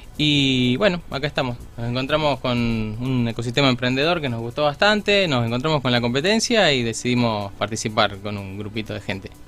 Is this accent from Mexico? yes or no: no; Villa Cañas, Santa Fe, Argentina; moved away as an adult; now in Rosario, Argentina; yo soy de Villa Cañas, del sur de Santa Fe